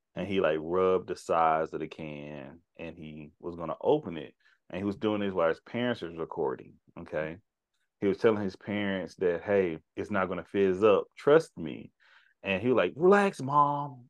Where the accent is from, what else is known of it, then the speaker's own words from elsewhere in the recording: United States; we were born and raised here